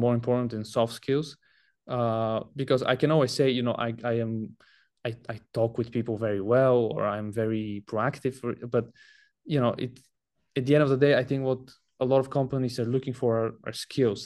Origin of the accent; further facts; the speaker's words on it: Bulgaria; moved away as an adult; I'm from Bulgaria. That's where I was born, and I lived up until I was nineteen, until I came to college.